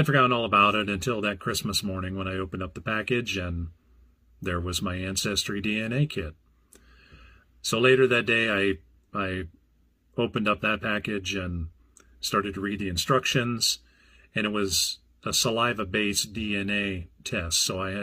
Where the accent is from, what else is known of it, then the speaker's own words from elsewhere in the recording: Burlington, Iowa, United States; also born or lived in Clinton; I was born in Clinton, Iowa, and moved almost immediately to Burlington.